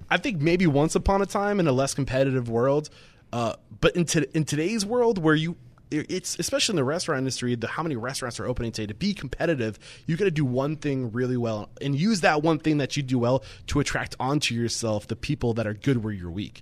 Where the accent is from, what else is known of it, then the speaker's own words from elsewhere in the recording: New England, United States; I'm from New England